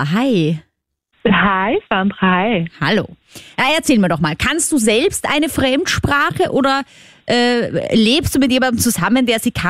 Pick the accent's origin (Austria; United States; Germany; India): Austria; Styria; accent: Styrian; Ich komme aus der Steiermark, ja.